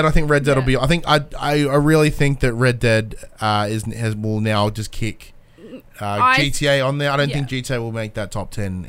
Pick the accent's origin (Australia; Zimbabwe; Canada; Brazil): Australia; Like, we're Australian.